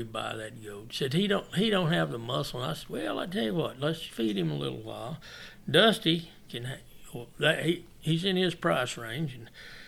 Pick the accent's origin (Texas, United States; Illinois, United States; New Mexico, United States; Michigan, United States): New Mexico, United States; we're from New Mexico